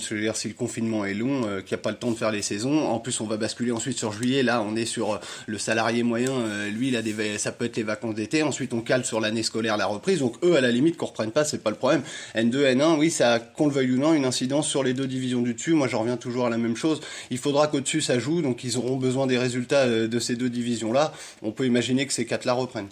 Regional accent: Burgundy, Bourgogne-Franche-Comté, France; on est de Bourgogne

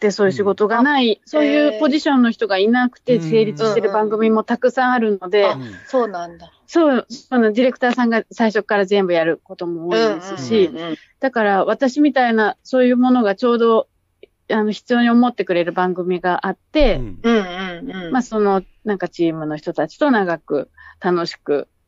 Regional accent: Chiba, Japan; also born or lived in Ogikubo, Tokyo; 千葉、おぎゃーと言ったのは荻窪なんですけど、うん、子供の時から千葉に実家があります。

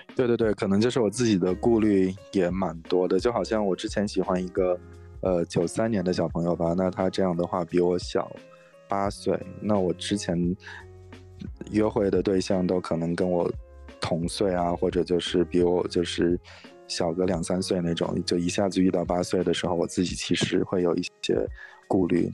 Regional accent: Inner Mongolia, China; moved away as an adult; now in San Francisco Bay Area, United States; 我是内蒙古的，然后，但是来这边很久

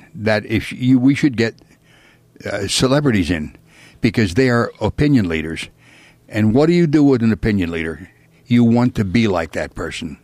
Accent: Pennsylvania, United States; moved away; I'm originally from Pennsylvania

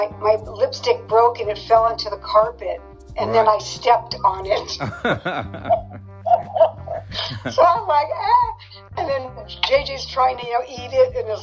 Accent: San Jose, California, United States; moved away as an adult; also born or lived in Lake Tahoe / Las Vegas, Nevada / Carlsbad, California; now in New Jersey, United States; Born and raised in California, San Jose, which is, Silicon Valley

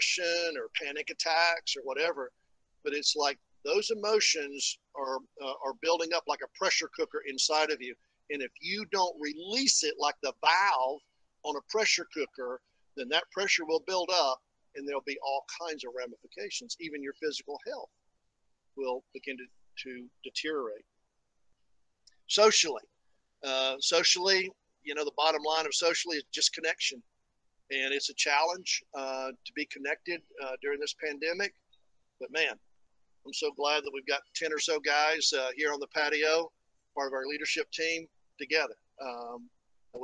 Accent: East Tennessee, United States; moved away; the valley where I grew up in East Tennessee

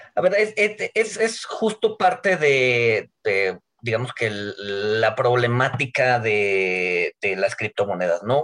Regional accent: Mexico

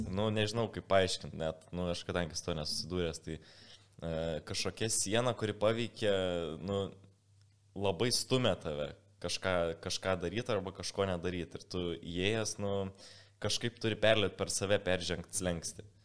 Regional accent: Lithuania; mes lietuvių biški tokia specifinė tauta esam

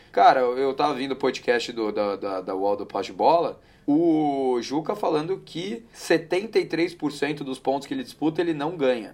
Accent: Paulista, São Paulo, Brazil; Então eu vou voltar como paulista aqui

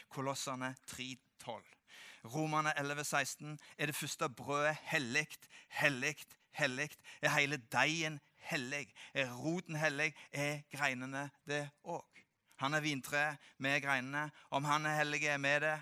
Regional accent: Norway; jeg kommer fra Gandalen

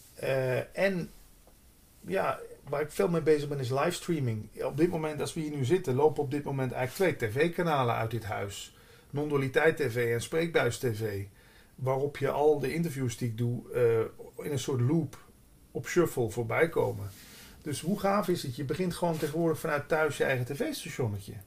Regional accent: Limburg, Netherlands; moved away as an adult; also born or lived in Hilversum; ik kom uit Limburg

